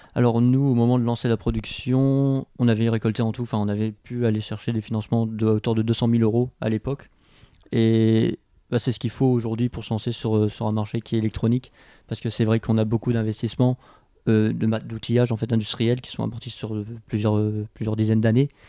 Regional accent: Abbeville, Hauts-de-France, France; moved away as an adult; now in Lille, France; je suis originaire de Picardie, je viens d'Abbeville. j'ai eu un parcours assez, classique, j'ai fait un bac littéraire dans le lycée de ma ville à Abbeville

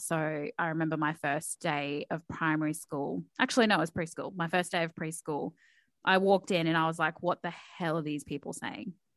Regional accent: Townsville, Queensland, Australia; English is a second language; moved away as an adult; I moved down from Townsville, for anyone who knows where Townsville is. And I moved down about eight years ago now

